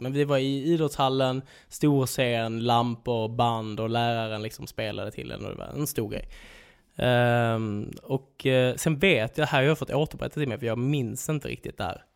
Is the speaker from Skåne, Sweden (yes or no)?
yes; Svedala, Skåne, Sweden; Där jag är uppväxt i Holmeja, Svedala, Skåneland